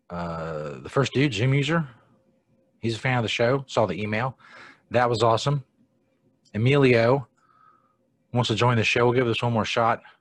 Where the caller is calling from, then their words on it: Ohio, United States; Uh, I'm near Cincinnati.